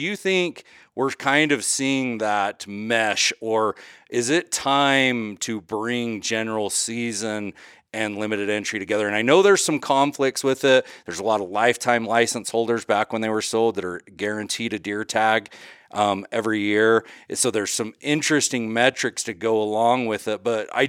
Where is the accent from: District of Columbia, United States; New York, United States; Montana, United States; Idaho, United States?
Idaho, United States; my home state of Idaho, how much longer we'll have general season hunting where you can just go to the gas station and buy a tag and go.